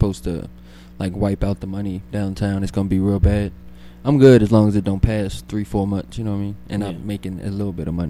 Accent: New Orleans, Louisiana, United States; I'm from New Orleans.

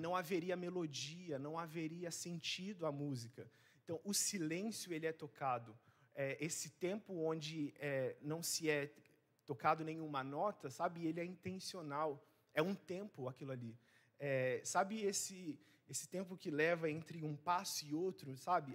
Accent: Rondônia, Brazil; moved away as an adult; now in Vitória, Brazil; eu não sou daqui, eu sou de Rondônia. Então, por isso que às vezes meu sotaque vai ser diferente para você

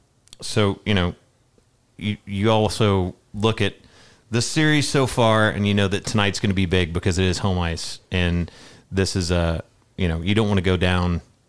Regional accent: Middle Tennessee, United States; growing up in Middle Tennessee.

